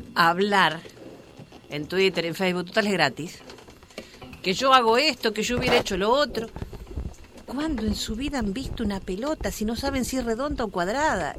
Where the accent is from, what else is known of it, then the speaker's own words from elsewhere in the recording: Argentina; moved away; lo que hacemos siempre en mi país